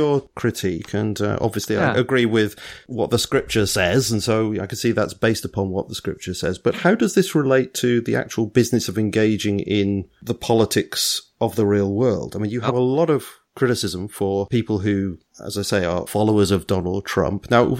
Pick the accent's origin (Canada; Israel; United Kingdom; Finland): United Kingdom; I'm out of this. I'm a British citizen.